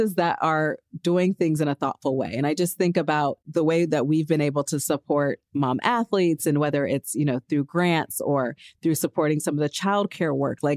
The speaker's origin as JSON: {"language": "English", "town": "Los Angeles", "region": "California", "country": "United States", "tie": "born or raised there", "said": "my hometown, Los Angeles."}